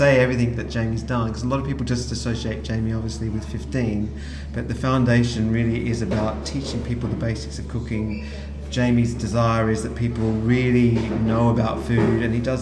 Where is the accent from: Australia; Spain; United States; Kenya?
Australia; moved away as an adult; now in London, United Kingdom; I'm from Australia originally. My grandparents were farmers. I grew up knowing about food.